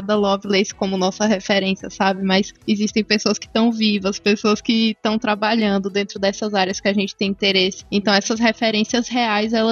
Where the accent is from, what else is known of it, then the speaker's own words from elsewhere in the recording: Northeast Region, Brazil; Eu nem conhecia a XP, porque eu sou aqui do Nordeste, a XP não é tão famosa aqui, gente.